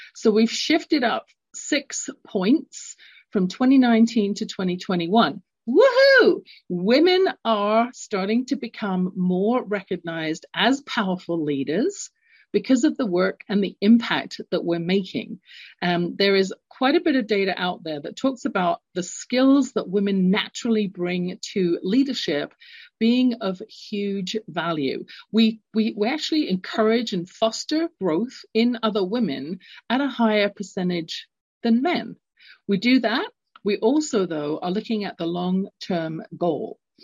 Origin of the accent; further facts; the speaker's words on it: London, United Kingdom; moved away; I had a experience growing up, London, England. You can tell from my accent, I'm not born in North America.